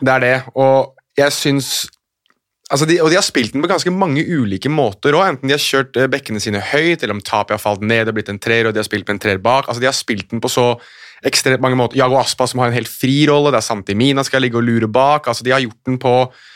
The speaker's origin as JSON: {"language": "Norwegian", "region": "Oslo", "country": "Norway", "tie": "born or raised there", "said": "jeg er født og oppvokst i Oslo sentrum"}